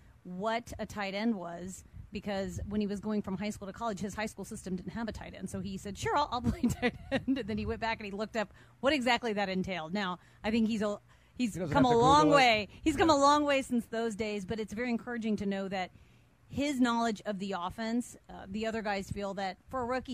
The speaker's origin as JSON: {"language": "English", "region": "Midwest", "country": "United States", "tie": "born or raised there", "said": "I grew up in the Midwest."}